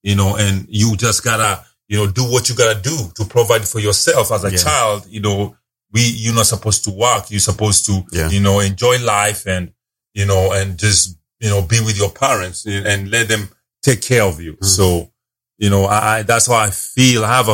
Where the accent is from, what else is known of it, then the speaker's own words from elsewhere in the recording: Nairobi, Kenya; also born or lived in Dubai / China; now in Dallas-Fort Worth, United States; I grew up in Nairobi, Kenya. So that's where I was born.